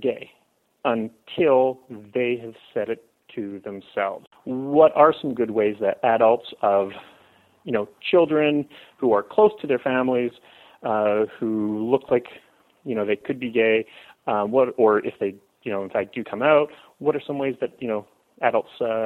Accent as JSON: {"language": "English", "country": "Canada", "said": "I am Canadian"}